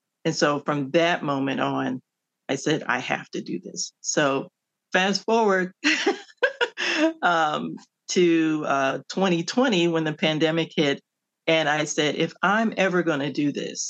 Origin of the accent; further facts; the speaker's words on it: Cleveland, Ohio, United States; moved away as an adult; also born or lived in Washington, D.C.; my hometown of Cleveland, Ohio